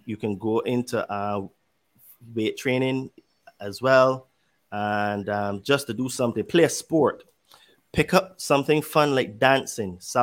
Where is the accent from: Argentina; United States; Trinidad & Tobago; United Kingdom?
United Kingdom; I'm British